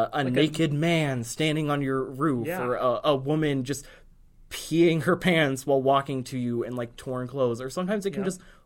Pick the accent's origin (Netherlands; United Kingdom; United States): United States; as an American who is a poor person